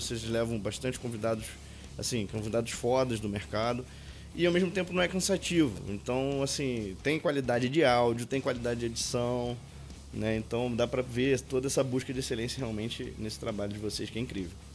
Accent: Pará, Brazil; eu sou paraense.

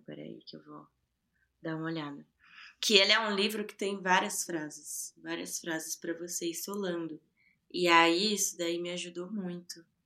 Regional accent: Ferraz de Vasconcelos, São Paulo, Brazil; eu sou de Ferraz, né? Eu nasci em Ferraz

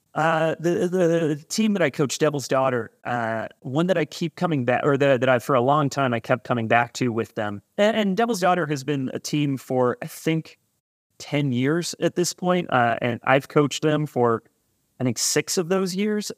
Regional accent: California, United States; now in Chicago, United States; I grew up out in California

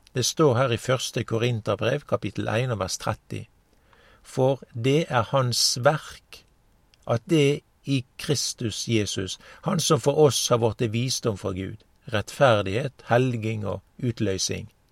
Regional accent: Norway

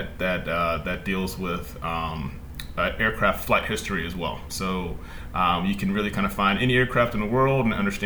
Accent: Fayetteville, Georgia, United States; I'm from Fayetteville, Georgia. It's a small town just about 20 minutes south of the city

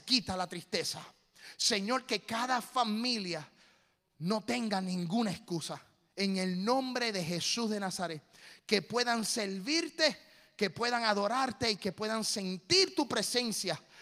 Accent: Puerto Rico; now in Tennessee, United States; Como puertorriqueño.

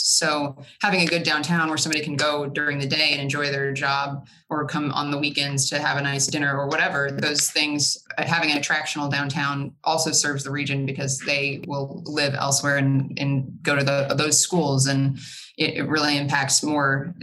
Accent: Evansville, Indiana, United States; also born or lived in Charlotte, North Carolina; I grew up in Evansville

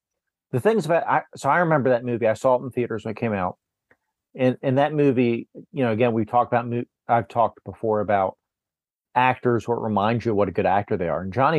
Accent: Pennsylvania, United States; I grew up in Pennsylvania and there was a Amish, like a market

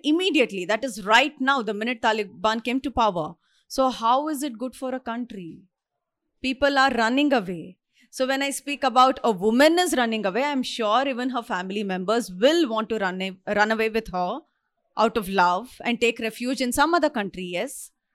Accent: India; I'm an Indian, I stay here

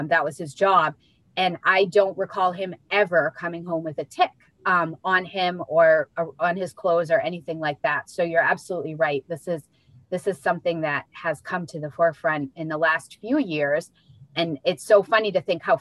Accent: Searsport, Maine, United States; I'm also from Maine. I grew up in Searsport

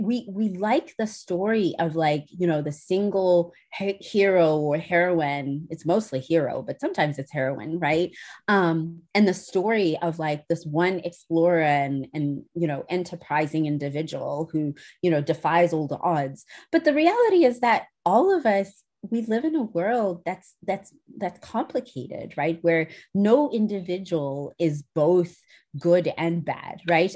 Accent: South Africa; moved away as an adult; also born or lived in United Kingdom; now in New Hampshire, United States; I'm originally from South Africa

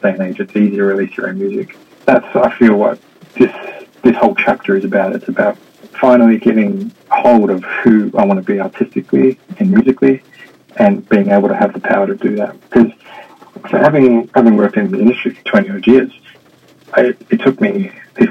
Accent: Melbourne, Victoria, Australia; moved away as an adult; also born or lived in Sydney; now in Hong Kong; I'm from Australia. I grew up in Melbourne, spent most of my working career in Sydney

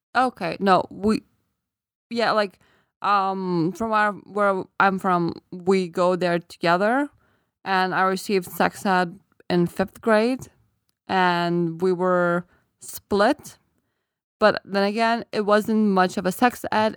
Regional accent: Lithuania; first language Lithuanian; English is a second language; moved away; I forgot my native language when I was still in the country

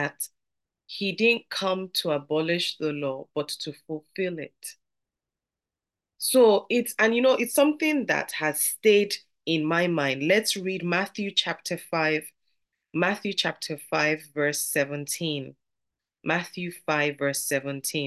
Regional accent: Nigeria; I'm from Nigeria, and in our parlance, we'll say they would gist

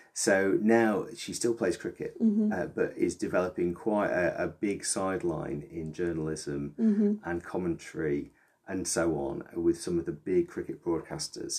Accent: Preston, North West England, United Kingdom; I grew up in Preston, so same neck of the woods.

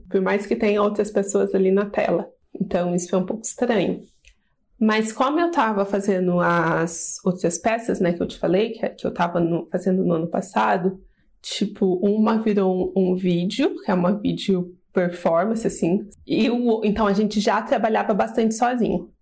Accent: Poços de Caldas, Minas Gerais, Brazil; moved away as an adult; now in São Paulo, Brazil; sou de Poços de Caldas, Minas Gerais, mas moro aqui em São Paulo há 7 anos já

